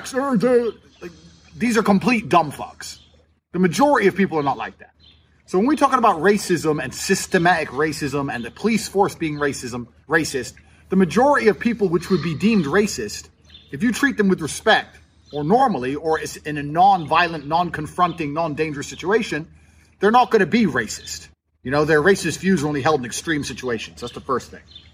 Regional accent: United States; also born or lived in England; now in Romania; I was born in America. I've got an American passport

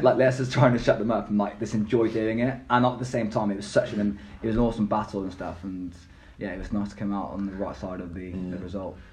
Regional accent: Gloucester, South West England, United Kingdom; also born or lived in Bristol; my hometown, Gloucester Academy

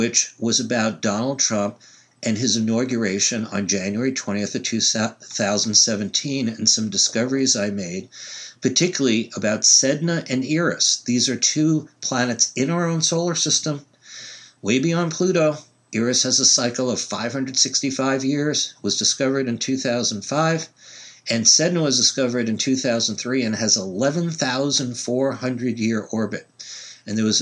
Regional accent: New York, United States; now in Oregon, United States; I happen to be living out here in Oregon, 3,000 miles from where I was born in New York

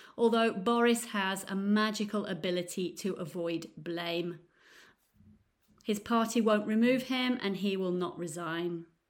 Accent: Nottingham, East Midlands, United Kingdom; now in Florence, Italy; I'm from Nottingham in the U K, but now I live in beautiful Florence in Italy.

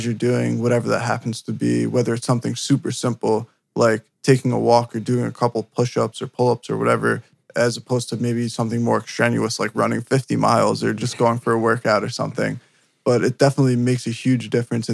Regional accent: New Jersey, United States; I'm from New Jersey

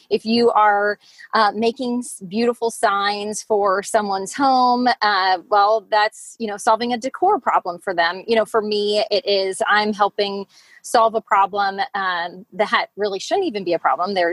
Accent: Lancaster, United States; You know, I uh, you know I'm I'm from Lancaster. I uh, I'm a mom of four.

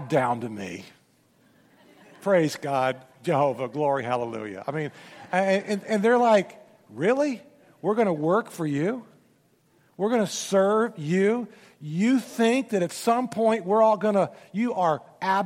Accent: Memphis, Tennessee, United States; I'm from Memphis

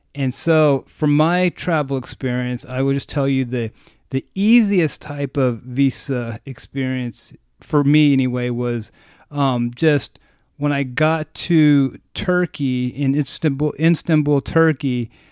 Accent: United States; as an American

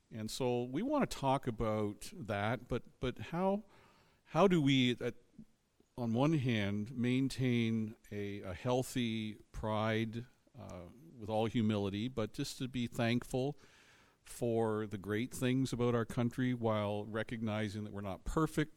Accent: Canada

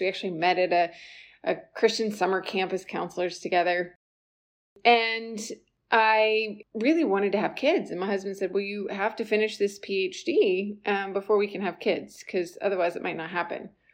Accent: South Carolina, United States; I was born and raised in South Carolina

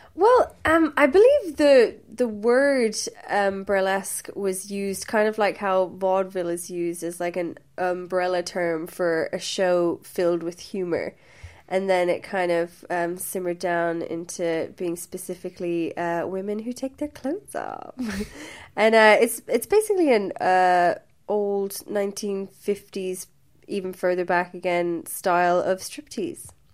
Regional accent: Limerick, Munster, Ireland; also born or lived in Wembley, London, United Kingdom; I am from Limerick

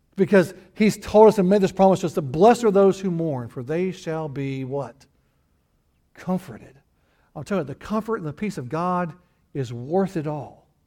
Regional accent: the Ozarks, United States; moved away; also born or lived in Texas / Houston; I was raised in the Ozarks

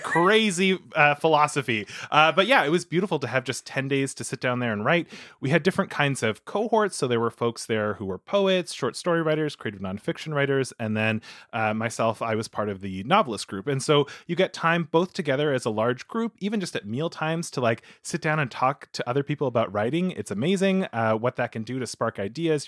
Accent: Manitoba, Canada; where I grew up in Manitoba

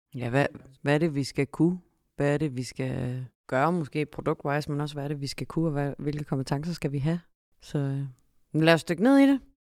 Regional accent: Vejle, Southern Denmark, Denmark; jeg er født og opvokset i Vejle og ud gennem Grejsdalen

